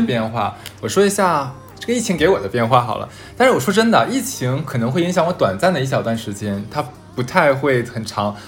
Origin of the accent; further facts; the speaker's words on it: Harbin, Heilongjiang, China; moved away; 我是哈尔滨人